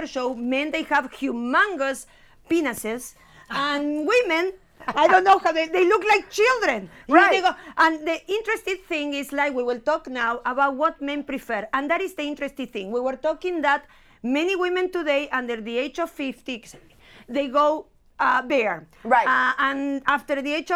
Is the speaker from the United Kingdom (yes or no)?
no; Argentina; now in United States; In Argentina, we come from Argentina